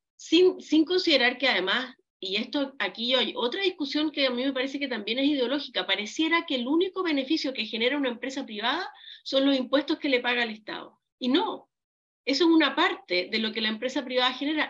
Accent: Chile; como chilenos

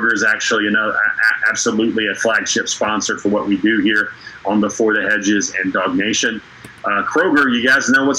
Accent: Woodstock, Georgia, United States; Woodstock, Georgia. That's my hometown

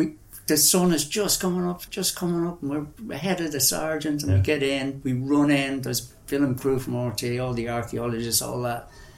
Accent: Ireland; moved away as an adult; also born or lived in Afghanistan / India; one of the strongest feelings of being Irish I ever had was I came back and I went feral. I was eating wild food and camping wild, living out around Sligo and Leitrim

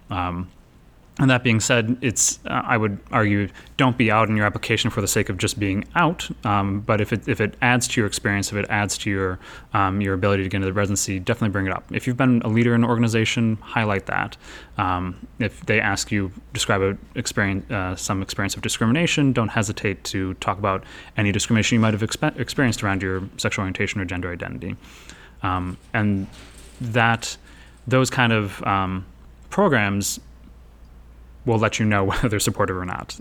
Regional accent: Chicago, Illinois, United States; I'm from Chicago, where there's Howard Brown

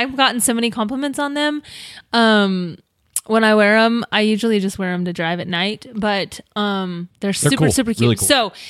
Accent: Florence, Colorado, United States; moved away; Florence, Colorado, my hometown

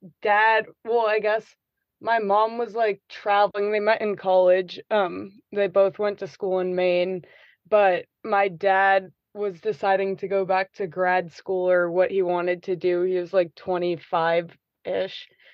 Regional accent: Antigua Guatemala, Sacatepéquez, Guatemala; So I grew up in Antigua, which is like the biggest touristy town that everyone kind of goes to. And as far as my parents, they moved there 27 years ago.

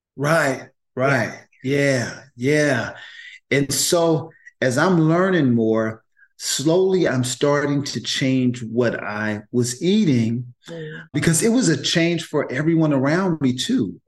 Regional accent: Oakland, California, United States; I grew up in Oakland in the mm. projects.

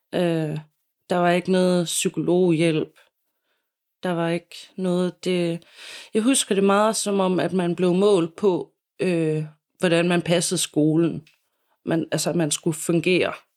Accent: Silkeborg, Central Denmark Region, Denmark; also born or lived in Copenhagen; jeg savner mine venner øh, hjemme i Silkeborg. Og ja, har lyst til at flytte tilbage til Silkeborg

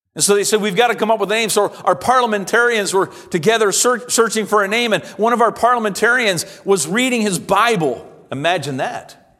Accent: Simcoe, Ontario, Canada; moved away as an adult; I was born and raised here in Simcoe and attended this church from a child all the way up to college

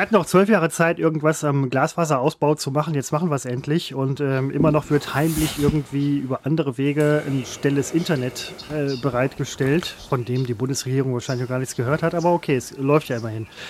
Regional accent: Ruhr area, North Rhine-Westphalia, Germany; ich komme aus dem Ruhrpott

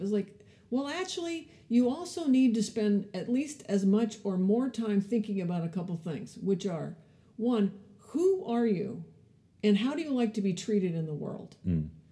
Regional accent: California, United States; also born or lived in Canada / Ethiopia / Palo Alto; I grew up in California

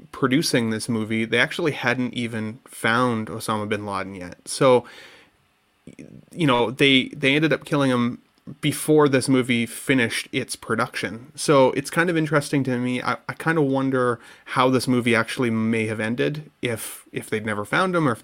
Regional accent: Canada; as a Canadian

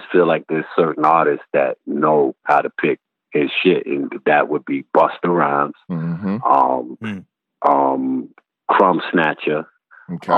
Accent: New York City, New York, United States; I'm from Marcy Project

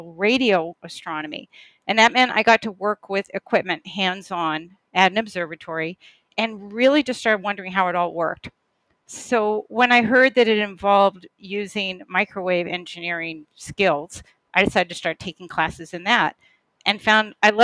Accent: Boston, Massachusetts, United States; So I took a job in the Boston area, which is my hometown

